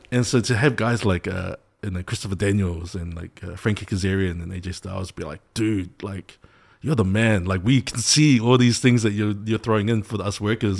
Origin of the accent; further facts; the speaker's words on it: New Zealand; Samoan kid growing up in New Zealand